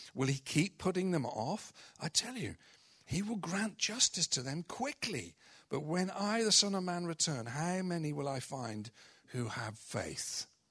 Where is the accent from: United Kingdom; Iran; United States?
United Kingdom; we're British culture predominantly